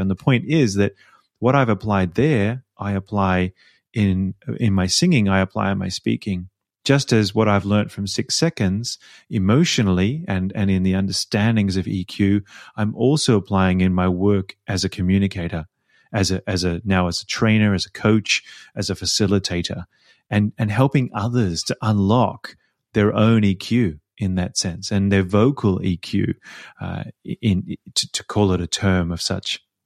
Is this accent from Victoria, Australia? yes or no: yes; Melbourne, Victoria, Australia; accent: Australian; moved away as an adult; also born or lived in Sydney; now in Vienna, Austria; I was born in Melbourne, but I lived in Sydney for about ten years when I sang professionally